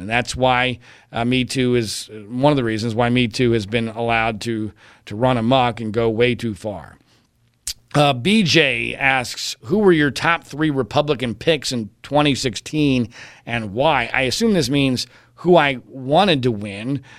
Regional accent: Philadelphia, Pennsylvania, United States; growing up in Philadelphia

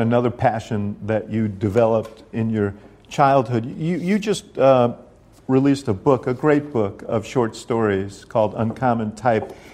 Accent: New York, United States; a little housing development where I grew up in New York

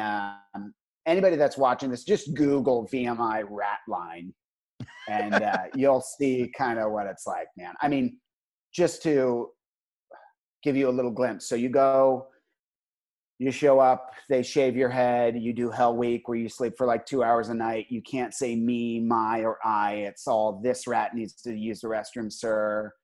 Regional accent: Northern Virginia, United States; when you grow up in Northern Virginia

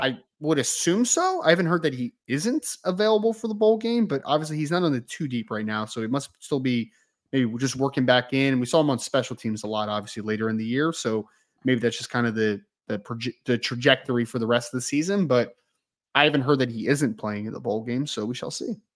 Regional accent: outside of Philadelphia, Pennsylvania, United States; I grew up outside of Philly

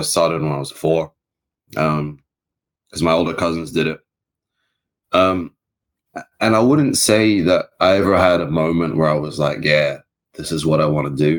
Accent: Wellington, New Zealand; moved away as an adult; now in London, United Kingdom; I'm from Wellington, New Zealand

